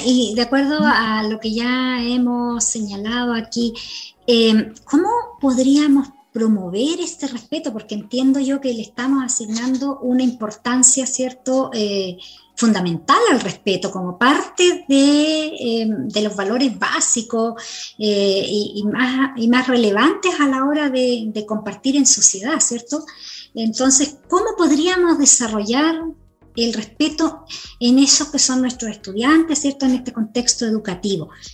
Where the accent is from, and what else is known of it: Chile